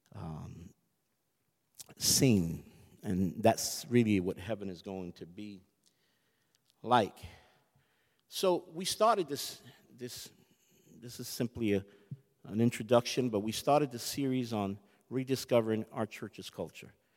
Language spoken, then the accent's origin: English; United States; I'm American